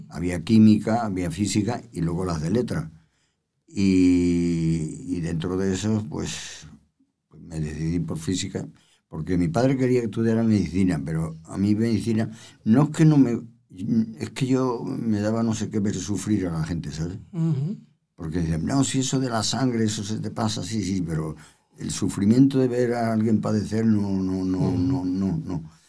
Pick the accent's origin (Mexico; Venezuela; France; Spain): Spain; Andalusia; bueno, que no se me nota mucho, no se me nota que soy andaluz. Que lo soy.